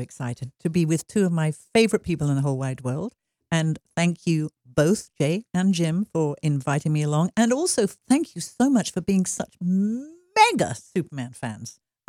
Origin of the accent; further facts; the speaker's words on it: England, United Kingdom; You have to remember that in England, I was brought up on Saturday morning cinema, but it was The Lone Ranger, and it was stuff like that.